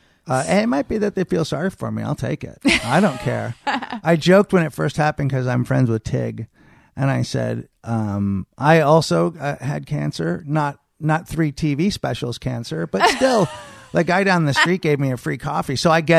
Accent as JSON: {"language": "English", "town": "Marin", "region": "California", "country": "United States", "tie": "born or raised there", "said": "I mean, we grew up in Marin, so, I mean, you know, not really."}